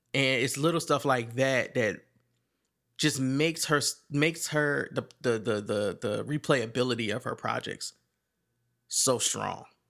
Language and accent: English; Virginia, United States; I'm from Virginia